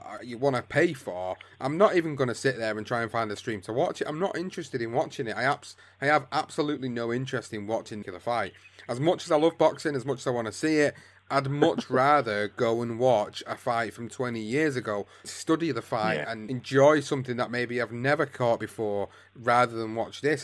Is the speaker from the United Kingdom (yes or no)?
yes; United Kingdom; as British fighter fans, as British podcasters